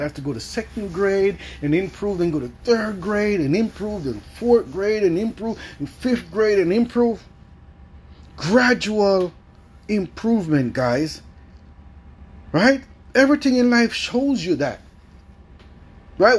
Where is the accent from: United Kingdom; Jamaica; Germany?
Jamaica; I grew up in Jamaica.